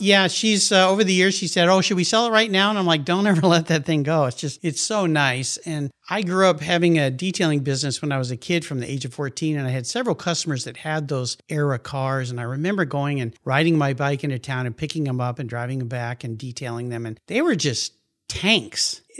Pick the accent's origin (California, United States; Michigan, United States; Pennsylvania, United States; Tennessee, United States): California, United States; San Diego; I grew up in La Jolla, wonderful place to get to grow up.